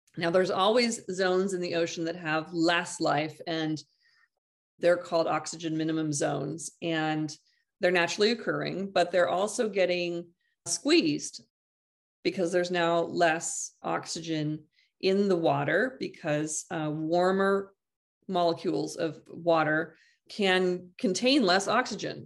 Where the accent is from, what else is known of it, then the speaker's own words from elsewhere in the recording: Half Moon Bay, California, United States; my hometown here, s, uh, half, this Half Moon Bay